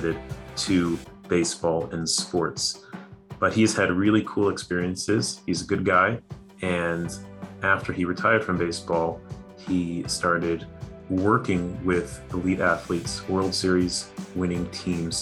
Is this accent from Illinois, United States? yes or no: yes; Chicago, Illinois, United States; moved away; I grew up in Chicago